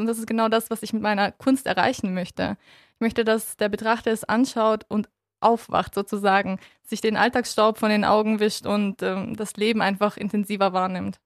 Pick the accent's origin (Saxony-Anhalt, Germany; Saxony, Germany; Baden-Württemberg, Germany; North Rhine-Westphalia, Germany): Baden-Württemberg, Germany; Tuttlingen; also born or lived in Kyrgyzstan; geboren bin ich in Kirgistan und bin im Alter von zwei Jahren nach Deutschland gekommen mit meinen Eltern und meinem Bruder. Bin auch den größten Teil meiner Jugend aufgewachsen in Tuttlingen